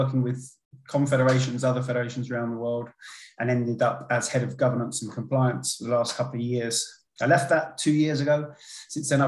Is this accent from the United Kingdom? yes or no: yes; London, United Kingdom; first language English; also born or lived in Paris, France; my mum and dad, who were both English, were working there at the time, but they moved back when I was a toddler.